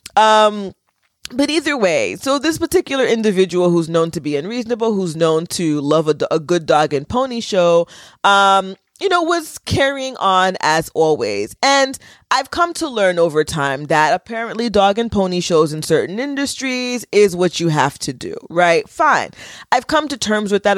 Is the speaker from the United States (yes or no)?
yes; United States; I was born in America and went to, you know, public school